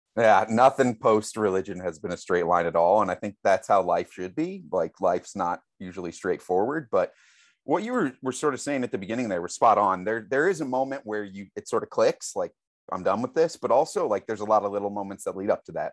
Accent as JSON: {"language": "English", "town": "St. Louis", "region": "Missouri", "country": "United States", "tie": "born or raised there", "said": "I grew up in Saint Louis, Missouri, so it's an incredibly Catholic town"}